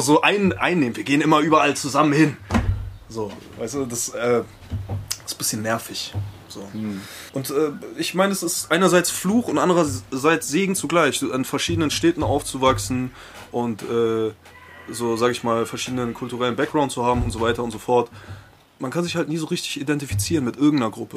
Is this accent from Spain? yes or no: yes; Spain; now in Germany; Ich bin in Spanien groß geworden